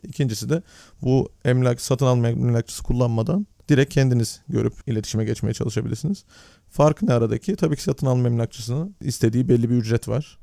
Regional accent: Turkey; now in Netherlands; bir Türk olarak Hollanda'da

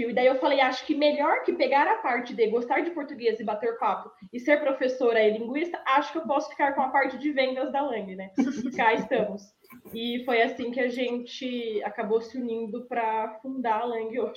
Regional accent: Araras, São Paulo, Brazil; É, eu sou de Araras, né? E aí eu sempre. A minha história começa. Eu gosto de falar que eu sou de Araras porque é, foi a partir de lá, né? Em Araras eu já tinha um sonho.

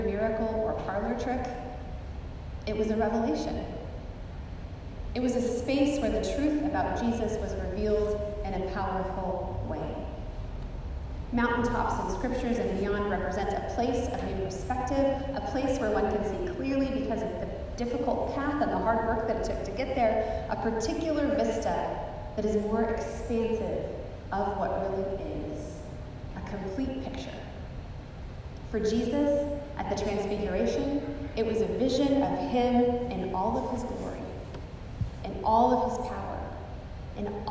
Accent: the Cascades, Skagit Valley, Washington, United States; now in Texas, United States; Growing up in the Cascades and with the Olympics just a short drive away

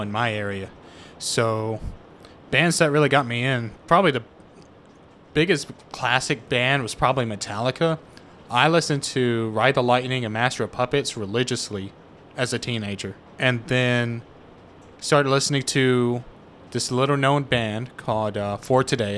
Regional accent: Tupelo, Mississippi, United States; I grew up in Mississippi

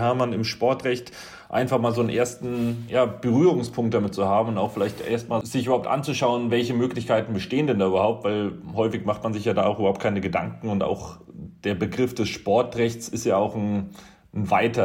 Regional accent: Upper Franconia, near Kronach, Bavaria, Germany; ich komme aus, komme aus Oberfranken, aus äh, der Nähe von Kronach

